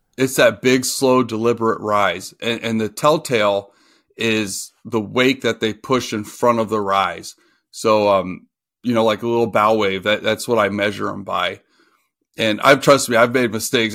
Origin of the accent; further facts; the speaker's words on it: Oxford, Ohio, United States; now in Michigan, United States; I grew up in Oxford, Ohio, which is by the Indiana border, and about an hour from Cincinnati.